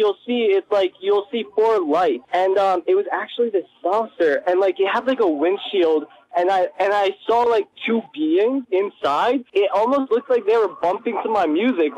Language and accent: English; Washington, District of Columbia, United States; I'm from District of Columbia